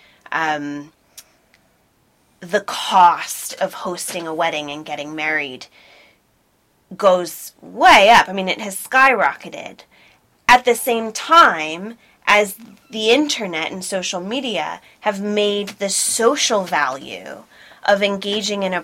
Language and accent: English; United States; moved away as an adult; now in United Kingdom; I'm an American citizen